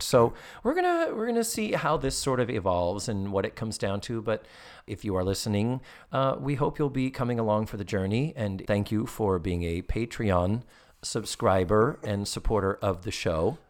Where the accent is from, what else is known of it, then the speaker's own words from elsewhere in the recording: Massachusetts, United States; now in Orlando, United States; from Massachusetts, my home state